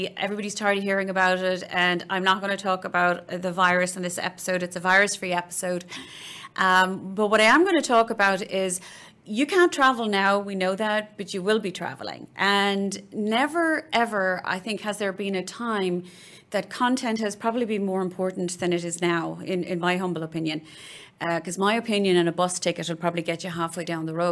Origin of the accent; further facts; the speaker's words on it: Cork, Munster, Ireland; I was born and raised in Cork